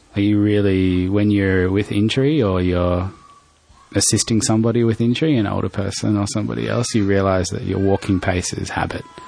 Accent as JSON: {"language": "English", "town": "Darwin", "region": "Northern Territory", "country": "Australia", "tie": "born or raised there", "moved": "yes", "said": "I grew up in Darwin"}